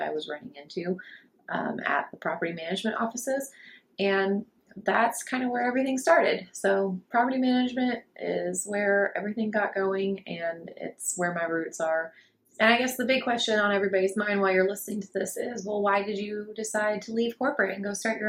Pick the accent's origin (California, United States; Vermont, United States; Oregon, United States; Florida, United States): Florida, United States; I grew up in Florida, so Disney World